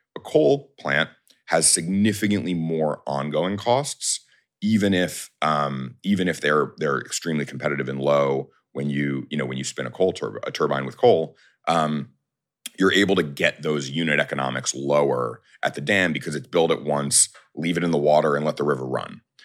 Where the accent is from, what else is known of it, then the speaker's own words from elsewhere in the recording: New York, United States; I'm a New Yorker